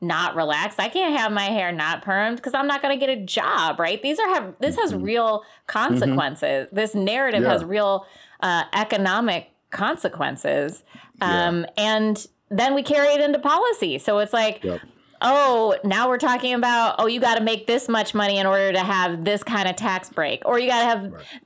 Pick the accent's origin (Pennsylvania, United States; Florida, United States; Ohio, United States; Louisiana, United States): Ohio, United States; Cleveland; I grew up in Cleveland